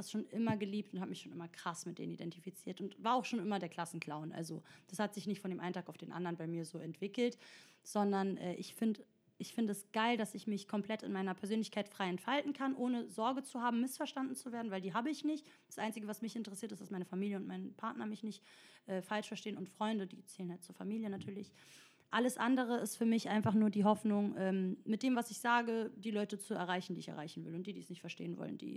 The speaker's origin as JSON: {"language": "German", "country": "Italy", "second_language": "German", "said": "Ich bin Italienerin, ich weiß, dass alles mit, also das Plural immer"}